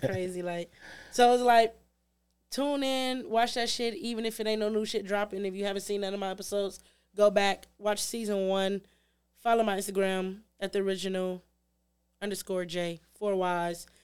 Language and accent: English; Detroit, Michigan, United States; I grew up in the city. I grew up in Six Mile and Shaner, but I got, took out of the city when I was, like, ten